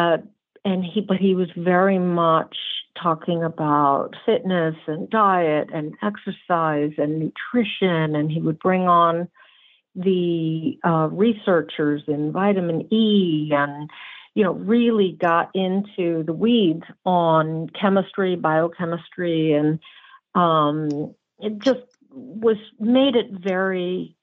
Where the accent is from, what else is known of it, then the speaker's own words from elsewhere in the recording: New Jersey, United States; I'm a Jersey girl, brown-eyed Jersey girl, and northeast